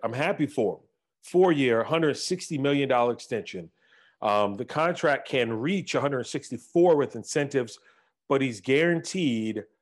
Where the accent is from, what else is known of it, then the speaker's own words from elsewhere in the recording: North Carolina, United States; I'm from North Carolina, that's how we talk.